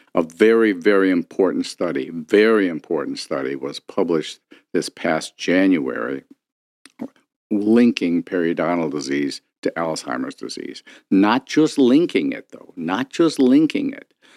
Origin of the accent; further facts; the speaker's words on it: Detroit, Michigan, United States; I grew up here in Detroit